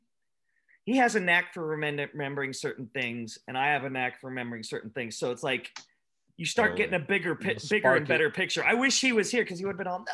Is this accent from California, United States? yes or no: yes; Escondido, California, United States; I grew up in Escondido